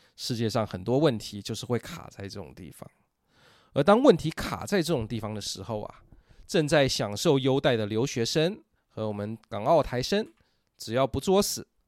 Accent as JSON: {"language": "Chinese", "country": "Taiwan", "said": "我们台湾人"}